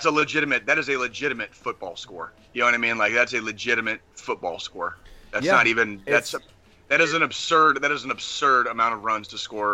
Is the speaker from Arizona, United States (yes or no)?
yes; Arizona, United States; now in Kansas City, United States; growing up in Arizona, as a Royals fan in Arizona